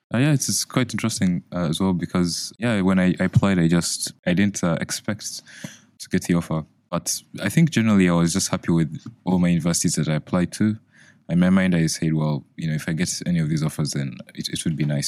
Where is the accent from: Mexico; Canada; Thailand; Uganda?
Uganda; now in United Kingdom; I'm from Uganda